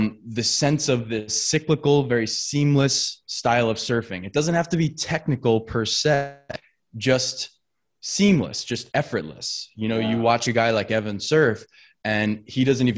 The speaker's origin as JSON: {"language": "English", "area": "Long Island", "region": "New York", "country": "United States", "said": "We're from Long Island"}